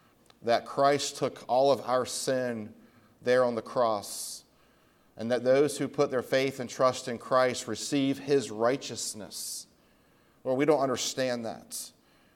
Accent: Washington, District of Columbia, United States; also born or lived in Charlotte area; now in Charlotte, United States; I grew up in the Washington, D.C. area.

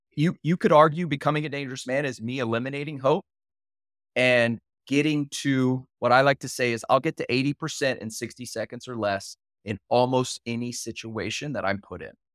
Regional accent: Houston, Texas, United States; moved away; I'm from Houston.

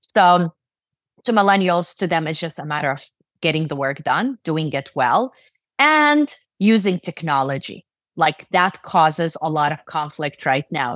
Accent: Jordan; also born or lived in Turkey; now in United States; I was born in Turkey and raised in Jordan in the Middle East. I moved to the U S in ninety-six, and I've been here since then.

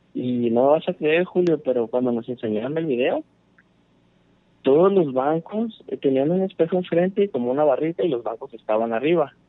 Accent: Jalisco, Mexico; now in San Diego, United States; yo soy de Jalisco, pero ah, estoy radicando en San Diego ya por más de 20 mm. años

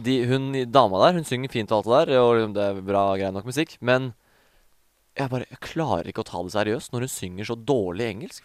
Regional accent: Norway; i Stor-Oslo, da, som eh, på en måte er der vi er fra

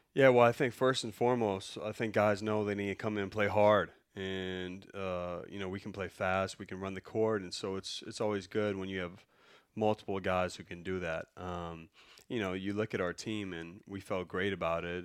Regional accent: Chicago, Illinois, United States; I'm from Chicago

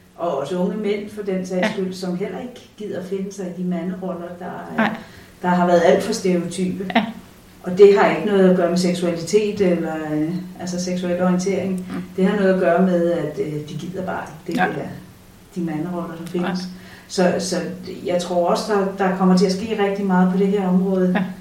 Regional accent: Denmark; vi er der fra Danmark

